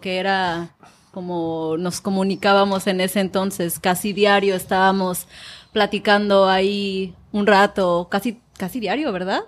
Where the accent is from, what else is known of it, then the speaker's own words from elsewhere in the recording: Manzanillo, Colima, Mexico; first language Spanish; moved away; Manzanillo es la ciudad donde yo nací